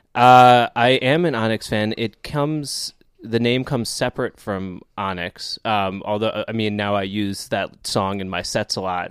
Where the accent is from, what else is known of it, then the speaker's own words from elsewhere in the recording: Scarsdale, New York, United States; I'm from New York, uh, born in, uh, New York City, and then grew up in the city, and then, uh, Westchester